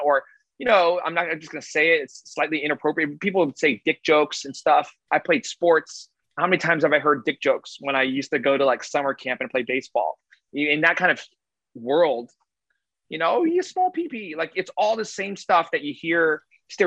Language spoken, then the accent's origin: English; Woodbridge, New Jersey, United States; moved away; when I grew up in Jersey, I'm a Jersey kid